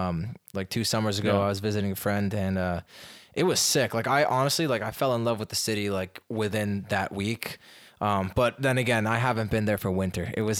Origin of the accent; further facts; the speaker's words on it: Los Angeles, California, United States; moved away as an adult; now in Miami, United States; We're both from Los Angeles originally.